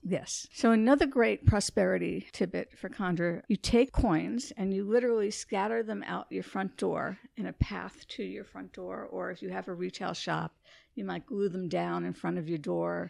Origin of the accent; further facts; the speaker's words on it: New York City, New York, United States; I grew up in New York City